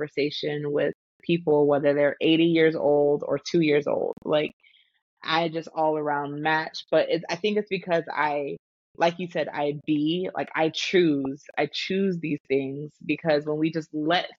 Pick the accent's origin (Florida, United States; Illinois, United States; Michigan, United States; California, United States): Florida, United States; I am in Florida, born and raised in this sunny state that's usually rainy